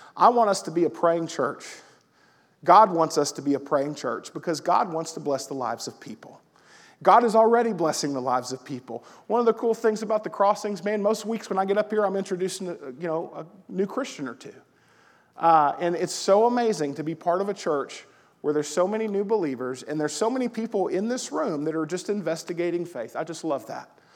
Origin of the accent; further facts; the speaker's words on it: the South, United States; now in Collinsville, United States; I'm from the South.